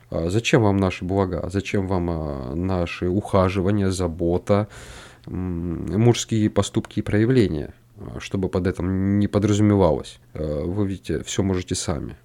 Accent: North Caucasus, Russia; я вырос на юге России, э, на Кавказе

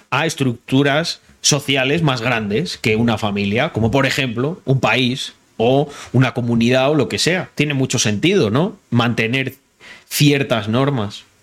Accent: Morocco; now in Spain; yo veo eh, que España a nivel de inseguridad cada vez se parece más a Marruecos. Y te lo digo porque soy marroquí.

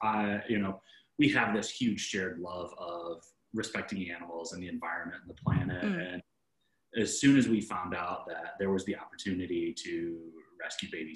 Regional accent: Midwest, United States; I'm from the Midwest

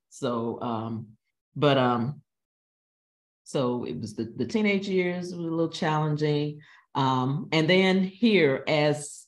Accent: the South, United States; now in St. Louis, United States; I'm from the South.

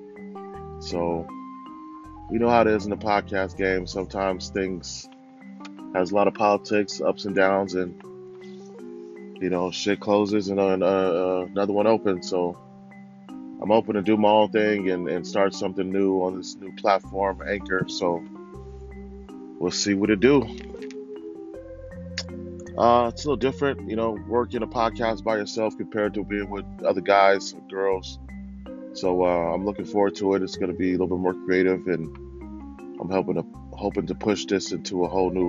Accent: Lynwood, California, United States; also born or lived in Orange County, California; I grew up in Cali, you know, Southern California, Linwood, my young life, and going from 7th to 8th grade, moved to Orange County

